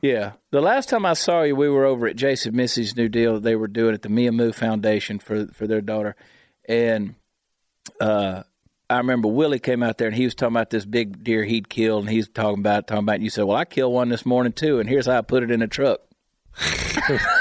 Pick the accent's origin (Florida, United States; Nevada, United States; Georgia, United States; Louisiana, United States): Georgia, United States; I grew up in Georgia, right on the South Carolina line.